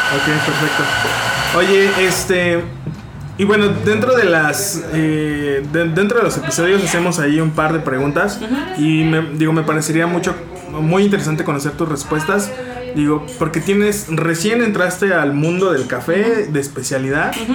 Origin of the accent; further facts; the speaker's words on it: Mexico; nosotros como mexicanos